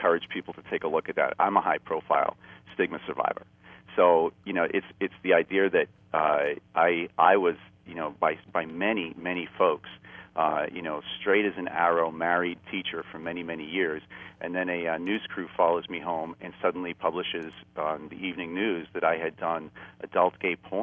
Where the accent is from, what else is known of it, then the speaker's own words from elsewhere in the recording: Boston, Massachusetts, United States; moved away; I'm from a traditional Boston, you know, American Boston Irish upbringing